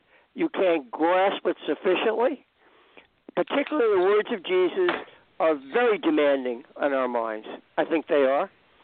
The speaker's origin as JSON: {"language": "English", "town": "New York City", "region": "New York", "country": "United States", "said": "I'm here originally from Queens, actually. It's an outer borough of New York"}